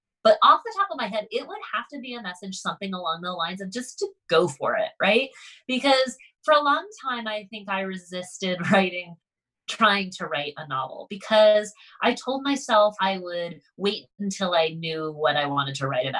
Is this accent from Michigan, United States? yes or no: no; Concord, Massachusetts, United States; I grew up right outside of Concord, Massachusetts